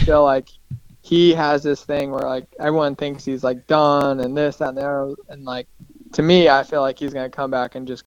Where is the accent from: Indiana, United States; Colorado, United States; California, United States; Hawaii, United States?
Colorado, United States; growing up in Colorado